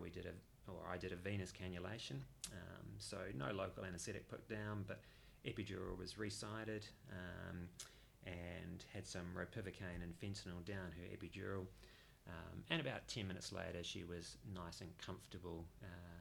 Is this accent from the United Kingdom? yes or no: no; New Zealand; moved away as an adult; now in Perth, Australia; I'm a New Zealander originally and moved to Perth in 2006